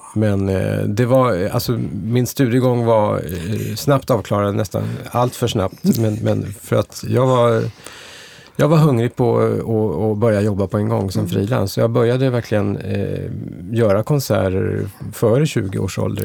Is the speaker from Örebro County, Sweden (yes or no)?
no; Stockholm, Stockholm County, Sweden; jag är född och uppvuxen i Stockholm